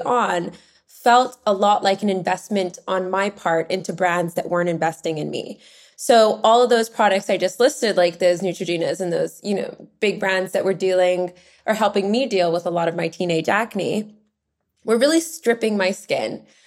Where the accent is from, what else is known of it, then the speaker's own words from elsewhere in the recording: Vancouver, British Columbia, Canada; now in London, United Kingdom; I grew up in Vancouver, Canada, and Canadian